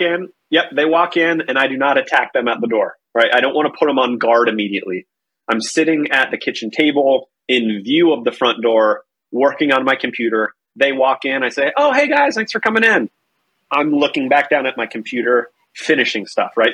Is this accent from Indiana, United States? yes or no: no; North Carolina, United States; now in Minnesota, United States; I am originally from North Carolina. I now live in Minnesota